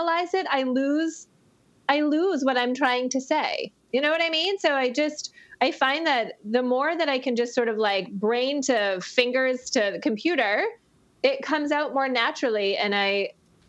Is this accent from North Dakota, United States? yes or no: no; Maine, United States; I grew up in Maine.